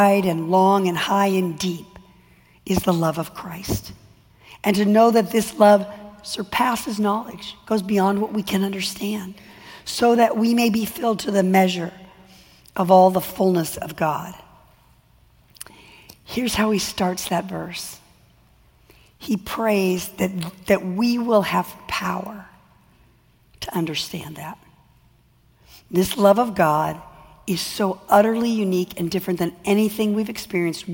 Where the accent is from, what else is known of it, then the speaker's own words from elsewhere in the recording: California, United States; I'm from California